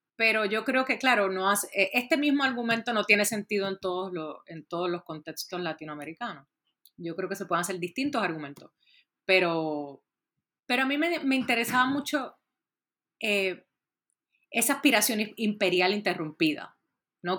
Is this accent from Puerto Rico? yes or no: yes; Puerto Rico; yo soy originalmente de Puerto Rico